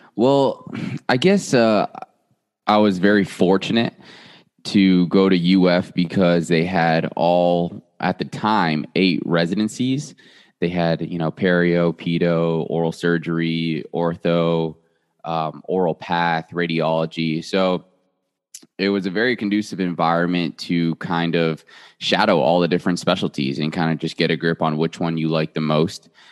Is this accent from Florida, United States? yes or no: yes; South Florida, United States; moved away as an adult; now in Memphis, United States; born and raised in South Florida